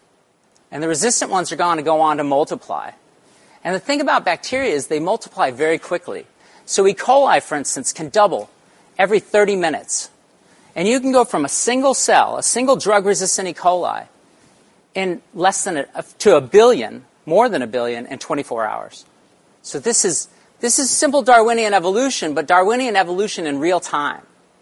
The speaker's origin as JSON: {"language": "English", "region": "Arizona", "country": "United States", "tie": "born there", "also_born_or_lived": "Central Texas", "said": "So I was born in Arizona, but I spent most of my summers in Central Texas on our family's ranch."}